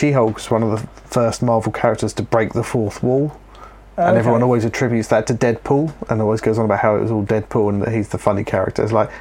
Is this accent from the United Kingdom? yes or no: yes; England, United Kingdom; we're from England.